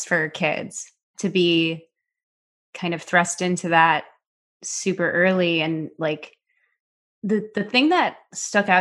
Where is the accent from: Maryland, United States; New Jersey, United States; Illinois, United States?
Illinois, United States; Chicago; also born or lived in New York City, United States; now in Los Angeles, United States; I'm from Chicago, but worked in New York when I was a kid.